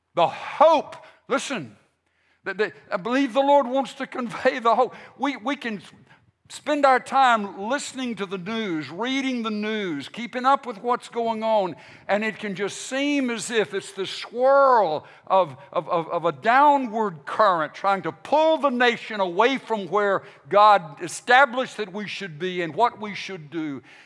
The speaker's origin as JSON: {"language": "English", "country": "United States", "said": "We are here as American Christians"}